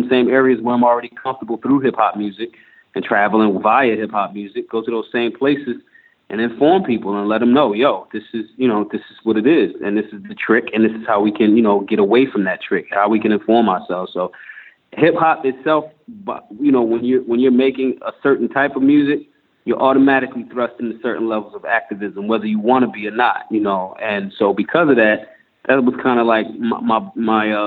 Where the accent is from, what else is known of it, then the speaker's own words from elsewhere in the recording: Philadelphia, Pennsylvania, United States; I'm from Philly. And being in a tough city like Philly growing up